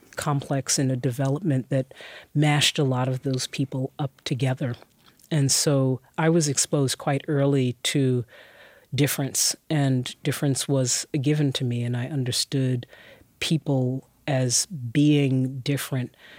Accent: New York City, New York, United States; also born or lived in Brooklyn; I moved from Queens

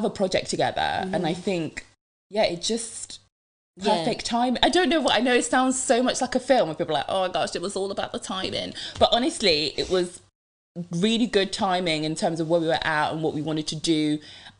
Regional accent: Devon, South West England, United Kingdom; English is a second language; also born or lived in Democratic Republic of the Congo; I'm Congolese, so from the Democratic Republic of Congo, and yeah, but grew up in Devon.

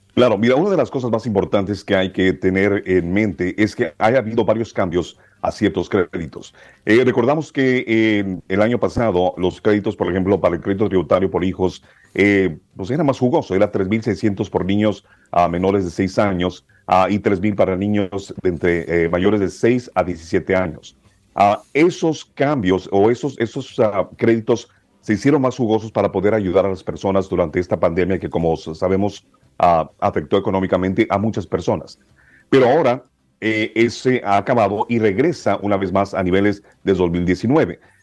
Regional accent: Texas–Mexico border, United States; also born or lived in Matamoros, Tamaulipas, Mexico / Brownsville, Texas / Austin, Texas / Edinburg, Texas; yo nací en Bronzeville, que está en la mera este, frontera con Matamoros, pero crecí en Matamoros hasta los ocho años. Ah, eh, este, crecí aquí en la frontera con, con México

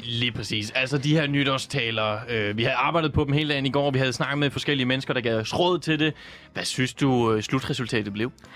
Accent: Southern Jutland, Southern Denmark, Denmark; der, hvor jeg kommer fra

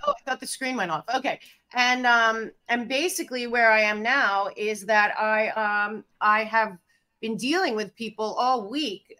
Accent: Philadelphia, Pennsylvania, United States; moved away as an adult; also born or lived in New York City / Hollywood; I'm from Philadelphia, but I went to NYU

